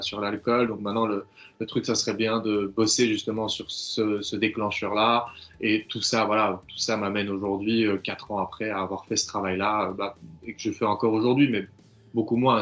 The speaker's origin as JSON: {"language": "French", "country": "Belgium", "said": "chez nous en Belgique"}